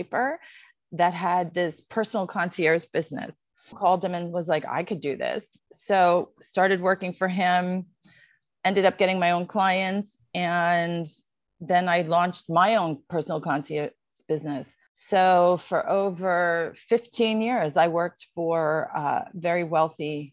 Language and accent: English; Pompton Plains, New Jersey, United States; moved away as an adult; now in Los Angeles, United States; I'm actually from Pompton Plains, New Jersey, small town in New Jersey.